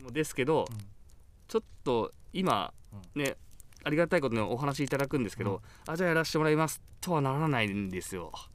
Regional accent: Kagoshima, Japan; born or raised there; moved away

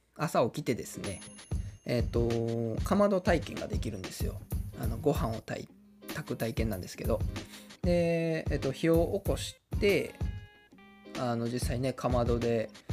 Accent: Kawanishi, Hyogo, Japan; 日本でも有数の里山である川西市、えー、出身なんですけれども

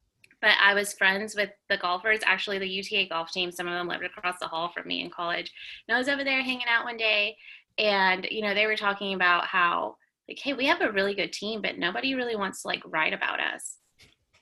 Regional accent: Mansfield, Texas, United States; I grew up in Mansfield, which is about 20 minutes south

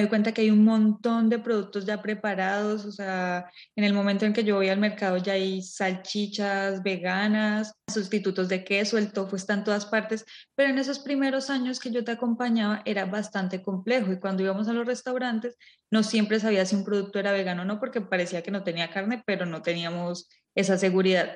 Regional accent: Colombia; moved away; venimos de Colombia

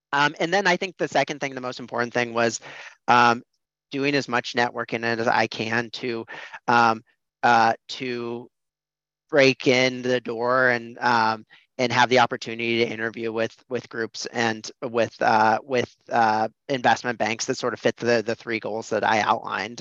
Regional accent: Des Moines, Iowa, United States; I grew up in Des Moines, Iowa, in the Midwest.

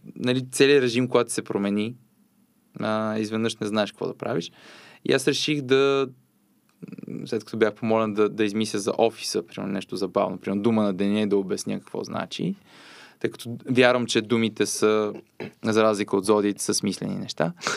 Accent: Popovo, Targovishte Province, Bulgaria; Аз съм родом от Попово

